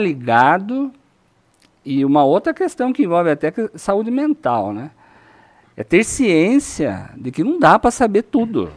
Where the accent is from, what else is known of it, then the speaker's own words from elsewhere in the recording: Itu, São Paulo, Brazil; also born or lived in Sorocaba; eu tenho 49 anos, nasci em Itu